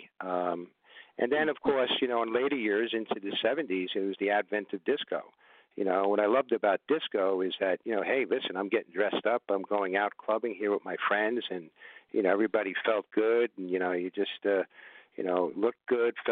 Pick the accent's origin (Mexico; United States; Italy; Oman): United States; New York City, New York; also born or lived in Manhattan; I was born in Manhattan. Then my parents moved to the Bronx, in the boogie down Bronx